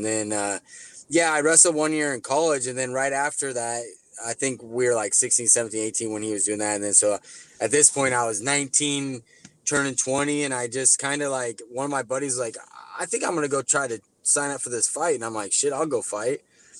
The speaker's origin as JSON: {"language": "English", "region": "Midwest", "country": "United States", "tie": "born or raised there", "said": "cause growing up in the Midwest circuit, like, Kansas City is only 2.5 hours from us."}